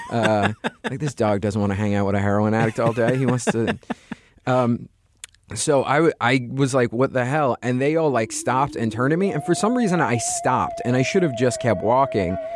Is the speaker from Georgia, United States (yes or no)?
no; Staten Island, New York, United States; I, like I said, I grew up on Staten Island, New York. And so uh, I have a real blue collar dad